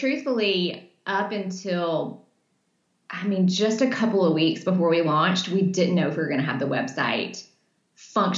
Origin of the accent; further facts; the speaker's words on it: Birmingham, Alabama, United States; I'm from Birmingham